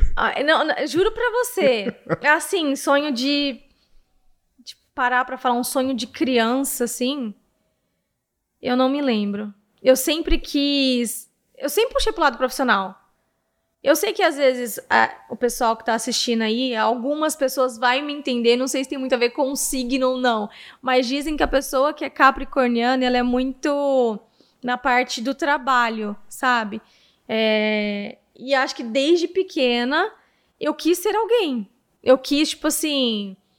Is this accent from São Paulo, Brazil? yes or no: yes; Presidente Prudente, São Paulo, Brazil; a partir dos 11 anos, eu morei aqui